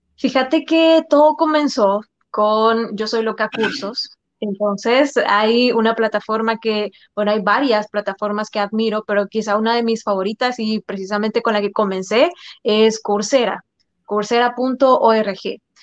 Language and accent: Spanish; El Salvador; los salvadoreños tenemos esta fama